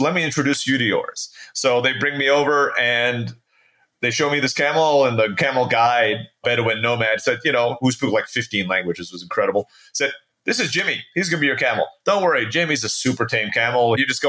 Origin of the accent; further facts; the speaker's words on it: Philippines; born there; So I was born in the Philippines. My dad was a U.S. Peace Corps volunteer.